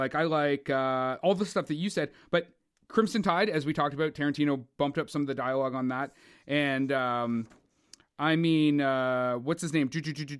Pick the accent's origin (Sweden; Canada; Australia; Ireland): Canada; I'm Canadian. I'm so that counts. It still counts.